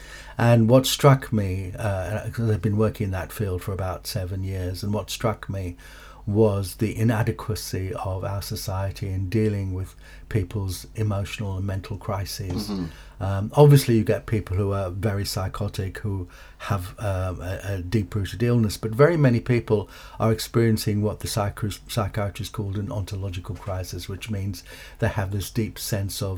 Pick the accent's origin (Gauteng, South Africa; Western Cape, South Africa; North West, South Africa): Western Cape, South Africa; Cape Town; now in United Kingdom; I was born in Cape Town, South Africa, Wynberg to be precise